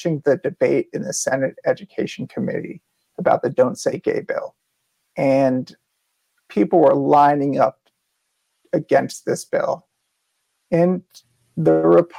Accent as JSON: {"language": "English", "area": "Westchester", "region": "New York", "country": "United States", "tie": "born or raised there", "also_born_or_lived": "New Orleans, Louisiana / Colorado", "moved": "as an adult", "lives_now": "Long Island, United States", "said": "I grew up in Westchester, New York"}